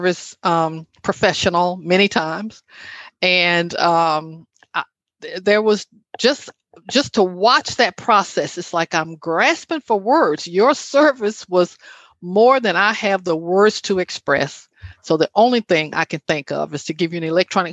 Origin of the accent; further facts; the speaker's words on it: Alabama, United States; moved away; my hometown in Alabama